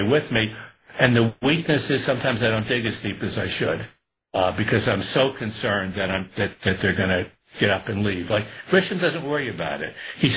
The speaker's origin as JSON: {"language": "English", "town": "Newburgh", "region": "New York", "country": "United States", "tie": "born or raised there", "said": "I was growing up in Newburgh in upstate"}